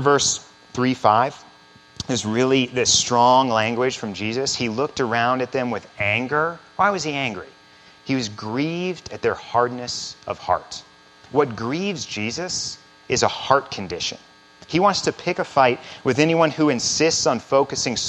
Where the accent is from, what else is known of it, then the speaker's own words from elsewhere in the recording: central Missouri, United States; moved away as an adult; also born or lived in Chicago; I grew up in central Missouri